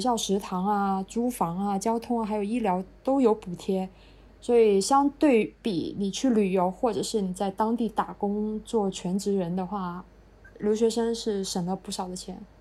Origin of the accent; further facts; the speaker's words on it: southern China, China; moved away as an adult; also born or lived in Finland; 作为南方人，我从来没见过雪